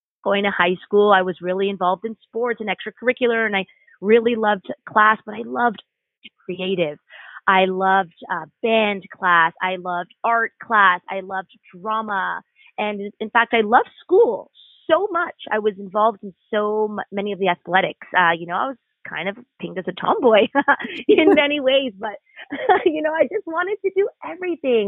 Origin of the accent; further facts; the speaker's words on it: Canada; growing up in this gorgeous nation, this blessed nation of Canada